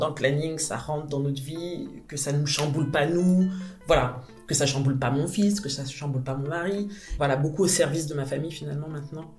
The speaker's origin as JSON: {"language": "French", "town": "Paris", "region": "Île-de-France", "country": "France", "tie": "born or raised there", "said": "J'ai grandi à Paris. Je suis arrivée à Paris, j'avais moins d'un"}